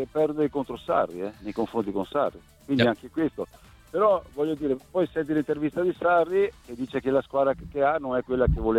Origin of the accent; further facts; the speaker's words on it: Veneto, Italy; moved away as an adult; now in Florence, Italy; io sono un veneto adottivo di Firenze, 42 anni che vivo qua